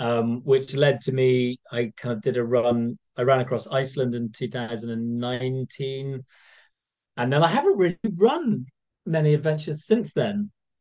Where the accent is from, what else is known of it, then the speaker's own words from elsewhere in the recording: Scotland, United Kingdom; Being Scottish, even though I don't sound it, I spent a lot of time on the west coast of Scotland.